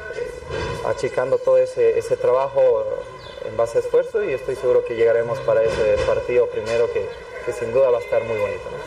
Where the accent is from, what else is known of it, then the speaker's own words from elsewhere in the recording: Cochabamba, Bolivia; soy cochabambino